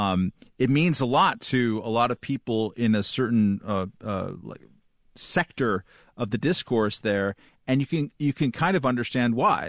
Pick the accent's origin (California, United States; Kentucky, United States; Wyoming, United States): California, United States; Chumash territory; I grew up in Chumash territory